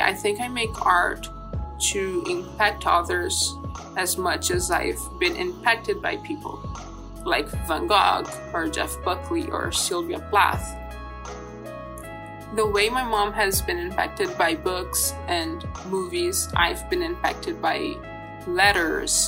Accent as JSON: {"language": "English", "country": "Brazil", "tie": "born or raised there", "said": "I was born in Brazil in 1995"}